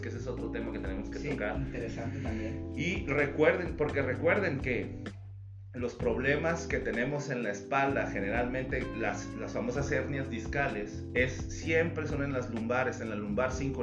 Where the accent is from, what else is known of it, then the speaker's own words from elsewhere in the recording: Toluca, State of Mexico, Mexico; now in Mexicali, Mexico; yo no soy de aquí en Mexicali, tengo la mitad de mi vida aquí, pero eh, de donde yo soy, de, yo nací en Ciudad de México y viví en Toluca